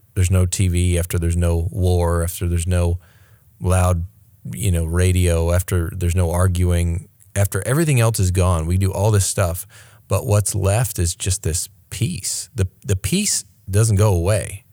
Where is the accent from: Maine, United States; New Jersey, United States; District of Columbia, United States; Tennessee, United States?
Maine, United States; moved away; also born or lived in New York City; I grew up in Maine, in real country